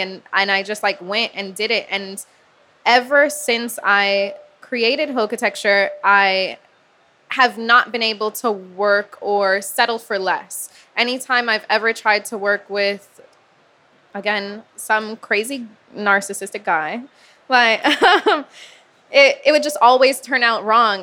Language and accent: English; Miami, Florida, United States; growing up in Miami as a girl